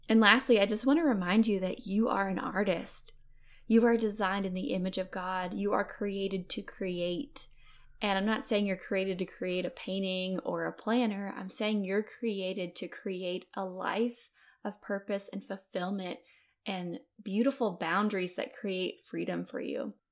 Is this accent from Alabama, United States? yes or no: yes; Fairhope, Alabama, United States; I'm from Fairhope, Alabama. It's a beautiful town on the Gulf Coast in Alabama